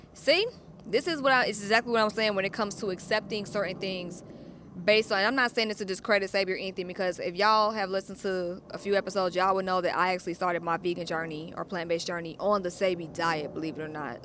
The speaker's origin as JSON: {"language": "English", "town": "Atlanta", "region": "Georgia", "country": "United States", "moved": "yes", "lives_now": "Los Angeles, United States", "said": "I'm from Atlanta, so I'm used to not being the only black person in the room. I think at my high school, there was probably five white people."}